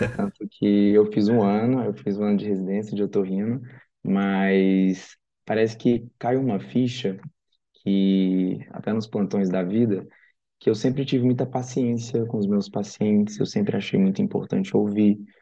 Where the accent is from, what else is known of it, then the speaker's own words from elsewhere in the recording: Tocantins, Brazil; moved away as an adult; also born or lived in Uberaba, Minas Gerais; now in São Paulo, Brazil; Atualmente eu moro aqui em São Paulo, mas eu sou do Tocantins.